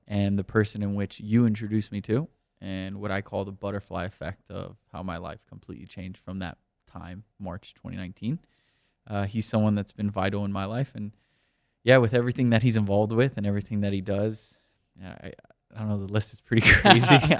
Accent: Miami, Florida, United States; moved away as an adult; also born or lived in New York; now in Los Angeles, United States; I was born and raised in Miami, Florida, spent the first eighteen years of my life there

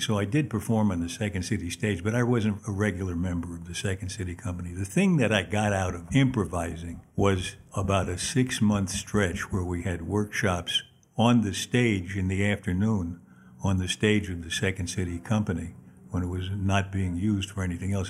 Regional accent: New York City, New York, United States; I was born in Manhattan on 33rd Street and thir- actually 32nd and 3rd Avenue

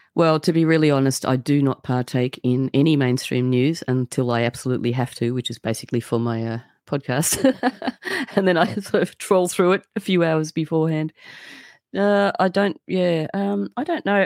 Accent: Australia; I'm just an Australian

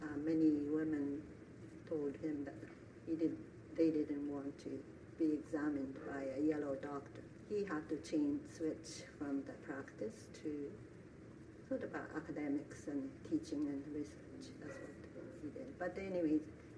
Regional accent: Taiwan; born there; I was born in Taiwan a year before the end of Second World War.

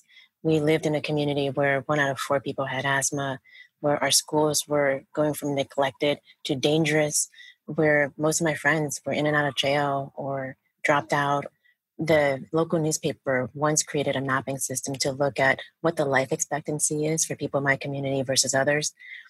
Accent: Oakland, California, United States; Yeah, and I grew up in Oakland, and I'm the youngest of 11 kids.

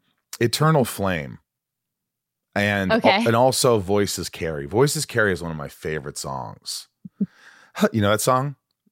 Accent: Newburgh, Indiana, United States; I grew up in Newburgh, Indiana, which is about 2 hours from Nashville.

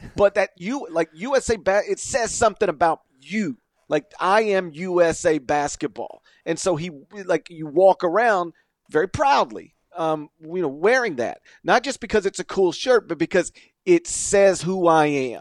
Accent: suburb of Memphis, North Mississippi, United States; I grew up in North Mississippi, uh, a suburb of Memphis

